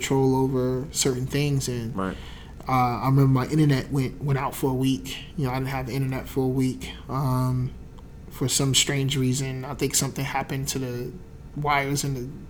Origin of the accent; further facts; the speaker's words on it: New Jersey, United States; I was from Jersey